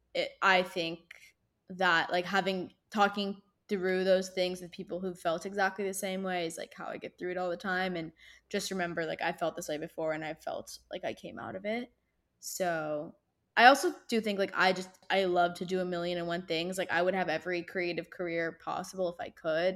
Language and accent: English; Irvine, California, United States; My hometown is Irvine, California, which is in Orange County